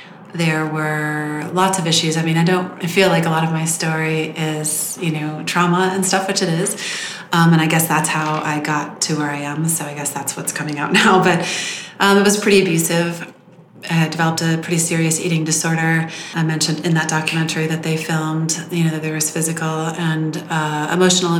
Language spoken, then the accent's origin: English; Southern California, United States; I grew up in Southern California